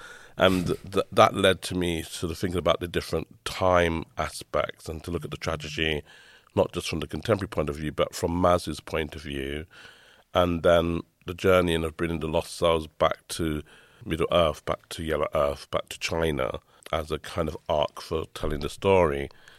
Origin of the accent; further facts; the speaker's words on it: London, United Kingdom; growing up in the East End